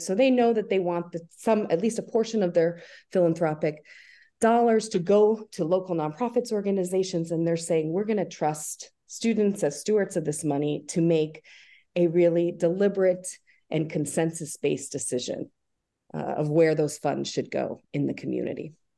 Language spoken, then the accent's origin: English; Albany, New York, United States; I'm from the Albany area. I grew up here. I went to high school here